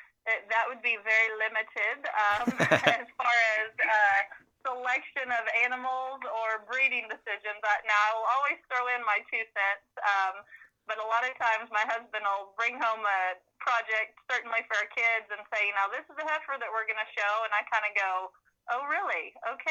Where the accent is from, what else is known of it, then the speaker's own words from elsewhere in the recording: Oklahoma, United States; I was Oklahoma's Lassie Queen